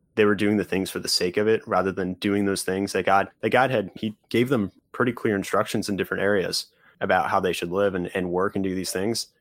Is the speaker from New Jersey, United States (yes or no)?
yes; northwest New Jersey, United States; I grew up in New Jersey, about an hour from New York City, two hours from Philly, so kind of in the, uh, the northwest corner of New Jersey